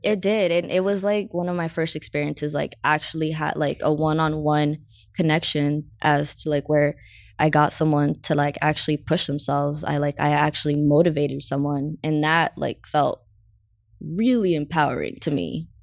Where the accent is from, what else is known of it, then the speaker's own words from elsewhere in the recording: San Diego, California, United States; I grew up in Southeast San Diego, so, uh, Skyline, Skyline area.